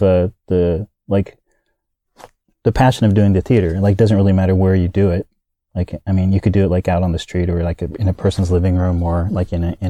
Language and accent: English; Kansas, United States; also born or lived in Florida; I'm from the States. I was born and raised in the States. I was raised in Kansas, and then my father was military, so we moved around to several places, to Florida